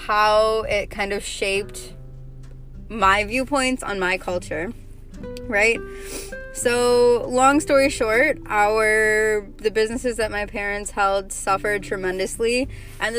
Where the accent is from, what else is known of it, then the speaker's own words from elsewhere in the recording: Chicago, Illinois, United States; I'm a 25-year-old Indian American born and bred in Chi-Town.